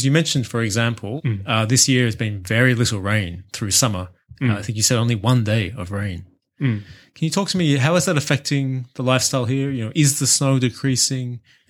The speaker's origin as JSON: {"language": "English", "country": "Australia", "moved": "yes", "lives_now": "Japan", "said": "my home country of Australia"}